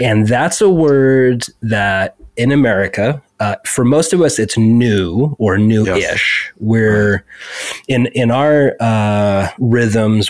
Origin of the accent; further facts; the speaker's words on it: United States; as an American